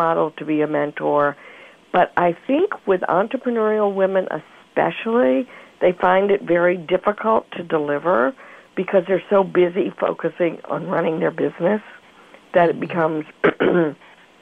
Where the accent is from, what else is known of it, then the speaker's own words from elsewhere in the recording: Mobile, Alabama, United States; I grew up in Mobile, Alabama